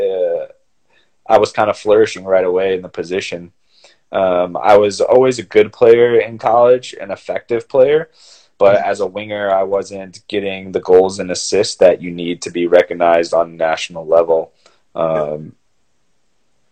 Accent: Cleveland, Ohio, United States; moved away as an adult; also born or lived in San Jose, California / Notre Dame, Indiana; I grew up in Cleveland, Ohio

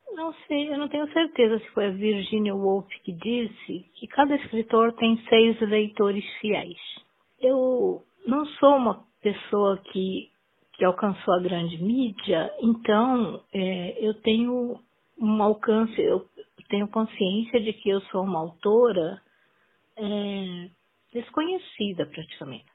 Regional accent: northern Paraná, Brazil; also born or lived in Açaí, Paraná; now in Curitiba, Brazil; Eu nasci em Açaí, uma cidade próxima a Londrina. Passei minha infância no norte do Paraná e a juventude, vim viver em Curitiba com uns 30 anos

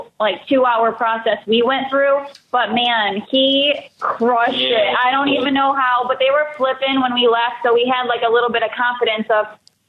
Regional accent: Michigan, United States; And the fact that we're from Michigan

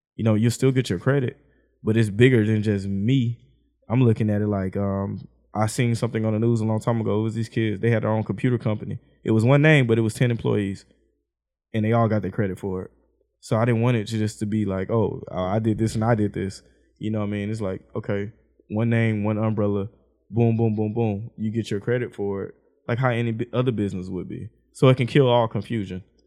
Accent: Houston, Texas, United States; I stayed on the south side. And then I moved to the west and I moved out. Mama got us out the hood

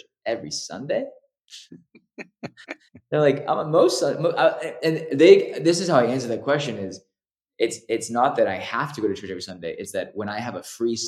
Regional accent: Los Angeles, California, United States; growing up in Los Angeles

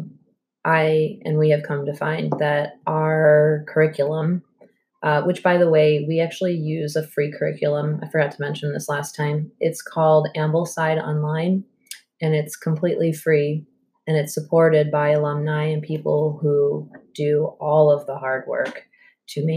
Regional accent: Long Island, New York, United States; now in Alfred, United States; where I'm from Long Island

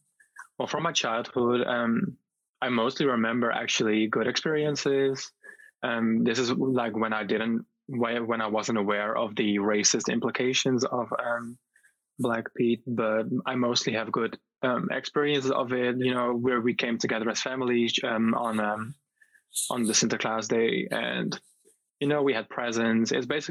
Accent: Netherlands; I am from the Netherlands. I have roots in Greece, but I'm born and raised in the Netherlands, yes.

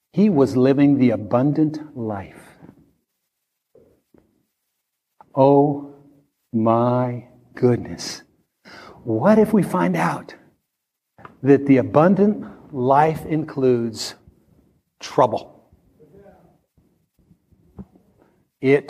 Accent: Midwest, United States; I grew up in the Midwest and grew up around farmers

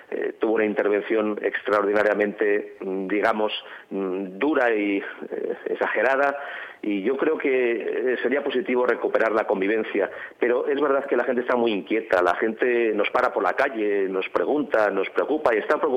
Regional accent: Spain; que estamos aquí, que somos españoles

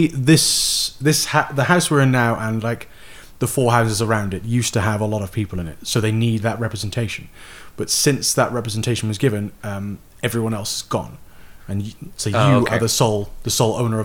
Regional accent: Newport, Wales, United Kingdom; Newport, Wales. My hometown

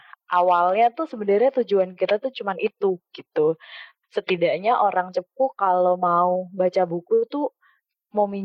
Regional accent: Cepu, Central Java, Indonesia; also born or lived in Jakarta; Terus ketika setiap kali aku pulang ke Cepu tuh aku kayak ngerasa kok ini kota gue gini banget ya

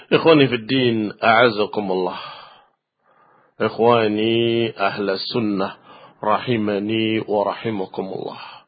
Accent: Indonesia; kita dari Indonesia

